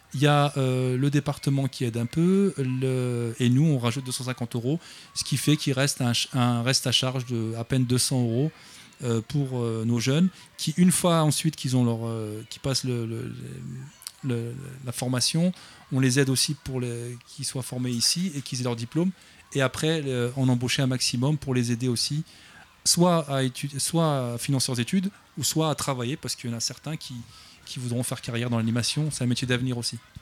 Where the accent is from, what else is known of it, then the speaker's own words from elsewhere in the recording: Clichy-sous-Bois, Île-de-France, France; J'habite Clichy-sous-Bois depuis 40 ans maintenant